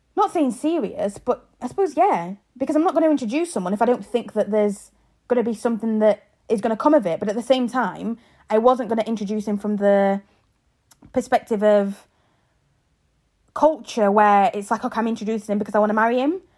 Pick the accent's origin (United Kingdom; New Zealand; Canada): United Kingdom; England; moved away as an adult; also born or lived in Zambia; now in Ireland; I was born in Zambia, grew up in England and now live in Ireland.